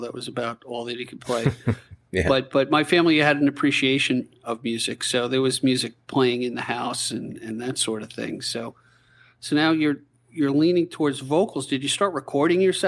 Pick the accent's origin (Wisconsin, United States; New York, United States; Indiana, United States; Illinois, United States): New York, United States; Babylon; I'm from Babylon, so I'm the South Shore guy